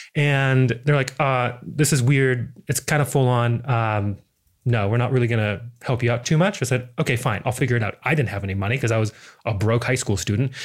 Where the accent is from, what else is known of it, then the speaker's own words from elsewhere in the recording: Missoula, Montana, United States; moved away as an adult; now in Adelaide, Australia; I am originally from Missoula, Montana. Not a lot of people come from Montana. I think the whole state, it's like the fourth largest state, and I think we still have less than a million people in that entire state. It's crazy, but beautiful little town that I grew up in.